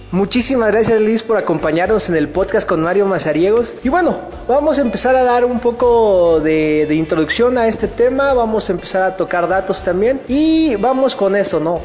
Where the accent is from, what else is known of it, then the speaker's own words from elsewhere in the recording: Teopisca, Chiapas, Mexico; nosotros somos del estado de Chiapas, de un municipio que se llama Teopisca